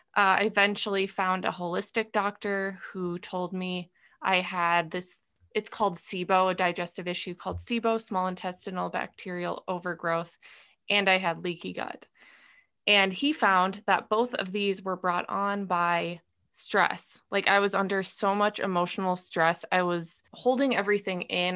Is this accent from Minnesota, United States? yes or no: yes; Minnesota, United States; moved away as an adult; also born or lived in California; I grew up in Minnesota, moved to California